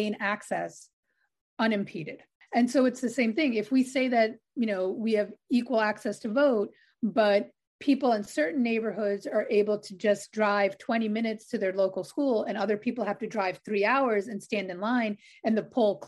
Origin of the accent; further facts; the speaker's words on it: New York City, New York, United States; I grew up on Staten Island in New York